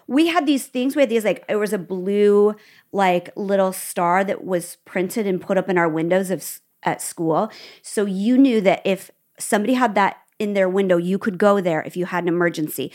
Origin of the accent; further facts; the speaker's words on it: Nebraska, United States; also born or lived in Midwest; now in California, United States; I'm from Nebraska